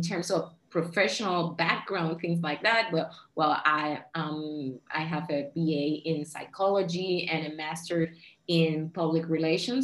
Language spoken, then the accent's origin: English; Puerto Rico; I'm Puerto Rican. I was born and raised in Puerto Rico, which is an island in the Caribbean.